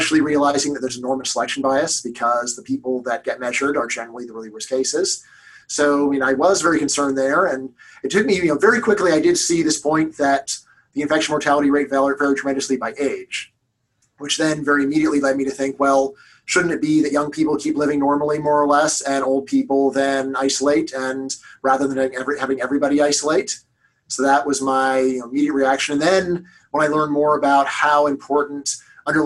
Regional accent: Los Angeles, California, United States; I'm from Los Angeles

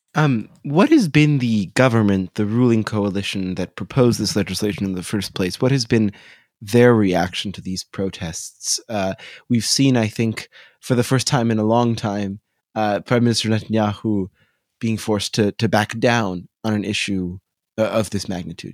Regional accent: United States; we as American Jews

